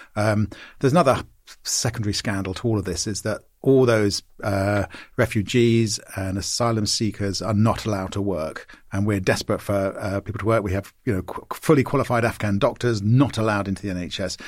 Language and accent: English; Maidenhead, South East England, United Kingdom; moved away; my hometown of Maidenhead